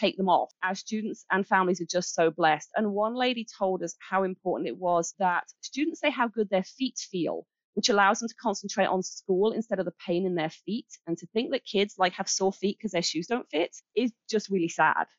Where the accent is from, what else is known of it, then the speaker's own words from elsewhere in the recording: Birmingham, West Midlands, United Kingdom; moved away as an adult; now in Kalamazoo, United States; I'm from Birmingham in England. Uh. uh, we moved here. Wow. We moved here 11 years ago